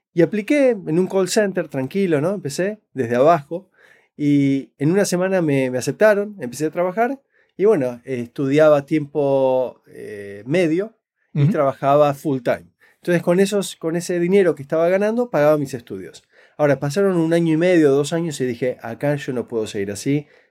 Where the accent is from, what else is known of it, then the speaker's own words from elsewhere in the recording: Buenos Aires, Argentina; now in Canada; nací crecí en Buenos Aires, Argentina